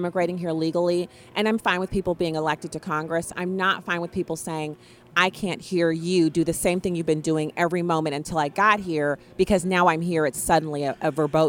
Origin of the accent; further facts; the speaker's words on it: Germany; I grew up in Germany, and I remember there being elementary schools and so on and so forth everywhere